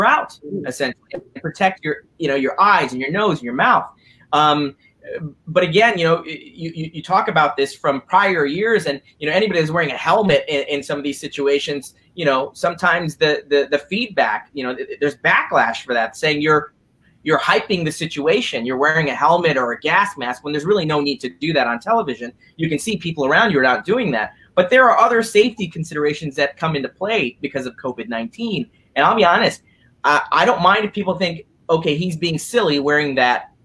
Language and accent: English; Skokie, Illinois, United States; I was born in Skokie